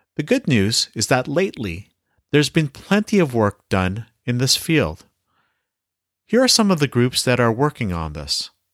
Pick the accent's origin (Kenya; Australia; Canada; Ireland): Canada; As a Filipino-Canadian curling coach